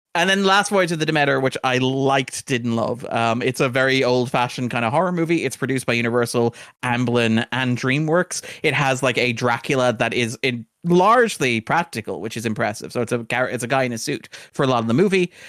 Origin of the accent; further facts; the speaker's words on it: Sligo, Connacht, Ireland; Sligo, which is where I grew up